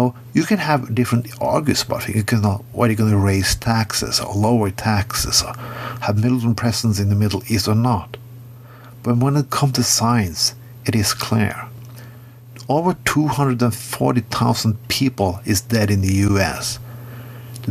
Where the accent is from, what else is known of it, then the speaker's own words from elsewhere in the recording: Bergen, Vestland, Norway; my hometown of Bergen